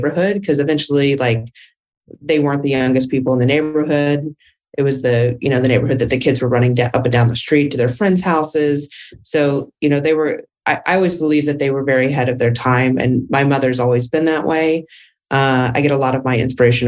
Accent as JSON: {"language": "English", "town": "Dallas", "region": "Texas", "country": "United States", "tie": "born or raised there", "also_born_or_lived": "California", "said": "I am from Dallas, Texas. I was born and raised"}